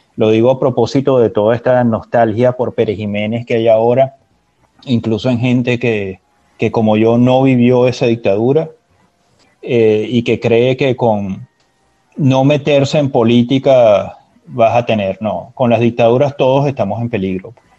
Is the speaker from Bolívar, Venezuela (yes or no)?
no; Valencia, Carabobo, Venezuela; also born or lived in Caracas; Yo crecí en Valencia, yo hice la primaria y el bachillerato en Valencia, hasta que volví a Caracas para ir a la universidad